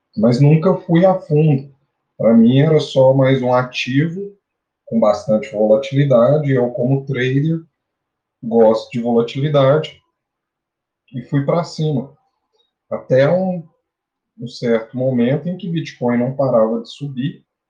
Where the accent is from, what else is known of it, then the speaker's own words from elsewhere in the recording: Araxá, Minas Gerais, Brazil; vindo do interior, do interior de Minas Gerais, sou de Araxá